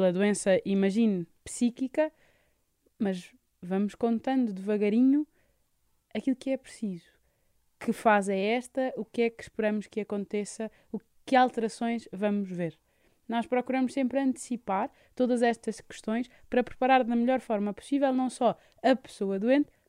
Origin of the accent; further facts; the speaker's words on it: Lisbon, Portugal; born there; Nasci em Lisboa.